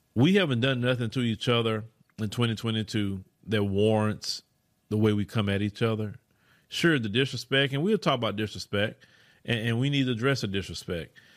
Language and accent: English; Port Arthur, Texas, United States; also born or lived in Houston area, Texas; now in Houston, United States; I come from Port Arthur, Texas, right? A go nowhere place.